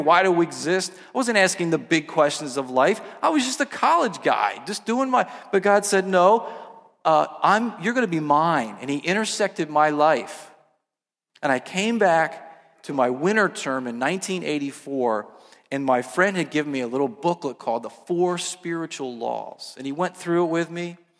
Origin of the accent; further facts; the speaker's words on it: New Jersey, United States; I grew up in South Jersey